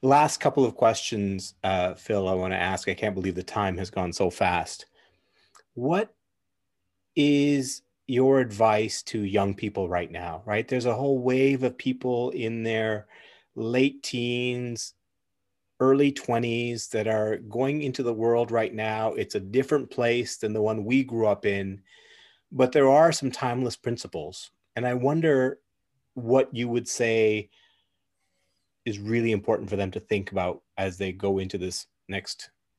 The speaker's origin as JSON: {"language": "English", "country": "Tanzania", "tie": "born there", "said": "I was born in Tanzania, and so it's very close to my heart, and I've been back a couple of times."}